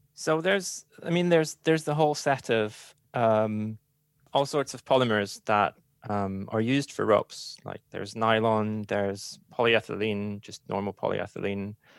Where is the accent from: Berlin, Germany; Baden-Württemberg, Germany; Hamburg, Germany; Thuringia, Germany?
Hamburg, Germany; English is a second language; moved away; originally, I'm from Hamburg